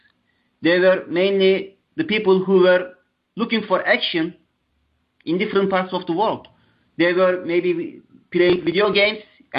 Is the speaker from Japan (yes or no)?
no; Turkey; I'm from Turkey